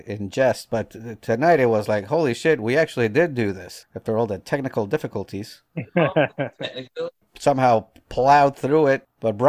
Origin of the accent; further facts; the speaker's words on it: Northeast, United States; now in the South, United States; I grew up in the Northeast where Dunkin' Donuts was the only game in town